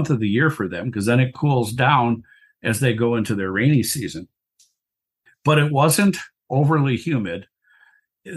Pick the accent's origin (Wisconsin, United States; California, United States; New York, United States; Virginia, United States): Wisconsin, United States; I'm from Wisconsin